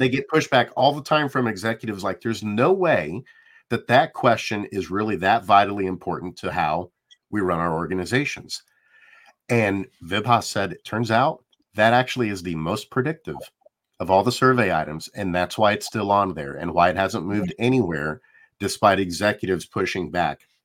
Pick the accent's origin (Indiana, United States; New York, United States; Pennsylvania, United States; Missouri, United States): Indiana, United States; Indianapolis; I'm from Indianapolis